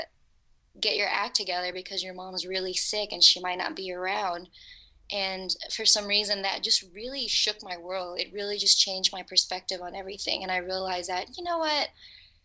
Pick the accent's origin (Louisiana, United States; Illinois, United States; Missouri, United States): Louisiana, United States; New Orleans; moved away as an adult; now in Los Angeles, United States; I was actually from Woodlawn in Algiers